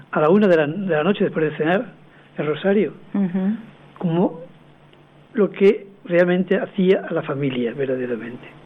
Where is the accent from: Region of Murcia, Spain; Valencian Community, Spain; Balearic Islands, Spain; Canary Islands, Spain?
Valencian Community, Spain; Utiel; aquí hay un utilano.